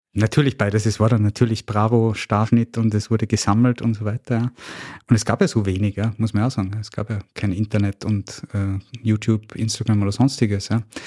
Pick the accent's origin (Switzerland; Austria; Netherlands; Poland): Austria; Salzburg; born and raised in Salzburg